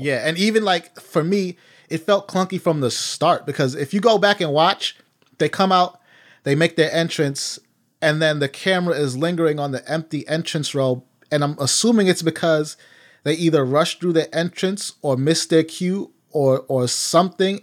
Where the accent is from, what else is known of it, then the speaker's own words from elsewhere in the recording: New York City, New York, United States; I'm Belizean from Harlem